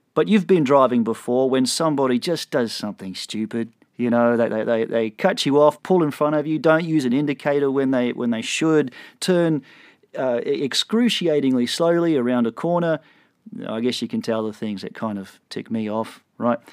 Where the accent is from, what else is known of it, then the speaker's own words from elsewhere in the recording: Australia; moved away as an adult; now in Texas, United States; I'm Australian